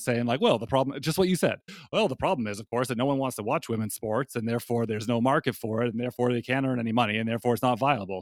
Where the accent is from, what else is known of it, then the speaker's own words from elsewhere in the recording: Canada; now in United States; as a Canadian living in the United States